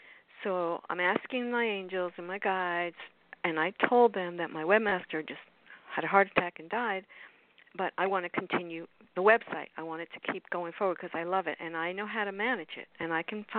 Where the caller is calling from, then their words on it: Florida, United States; from South Florida.